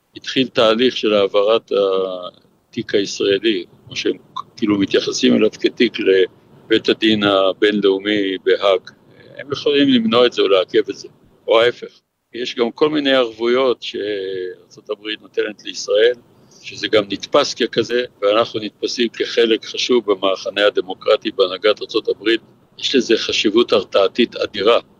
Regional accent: Israel; אני ישראלי

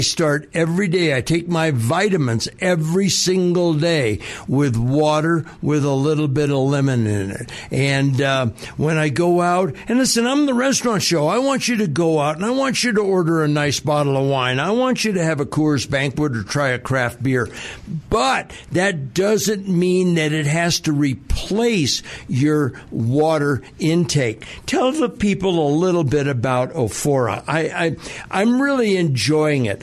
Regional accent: Southern California, United States; now in Denver, United States; growing up in Southern California

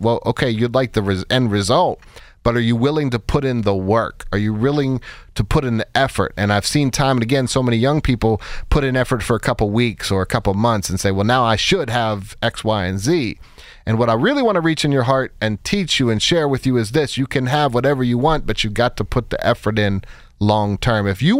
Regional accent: Pittsburgh, Pennsylvania, United States; And we were out west, and we're both from Pittsburgh. So we decided, look, we'd both like to come back home and, have our daughter grow up around family.

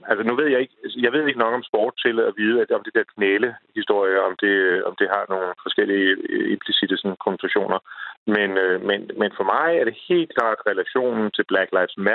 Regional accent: Denmark; vi er danskere.

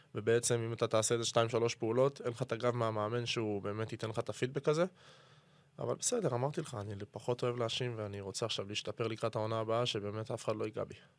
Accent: Israel; moved away as an adult; now in Pisa, Italy; אין על הארץ, אין על תל אביב, זה הארץ שגדלתי בה

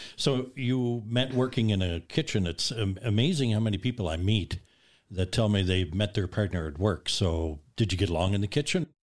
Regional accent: Nova Scotia, Canada; growing up in Nova Scotia

